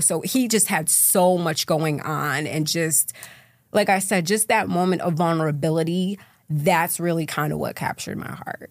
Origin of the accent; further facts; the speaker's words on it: Syracuse, New York, United States; So I'm from Syracuse, New York. That's where I grew up.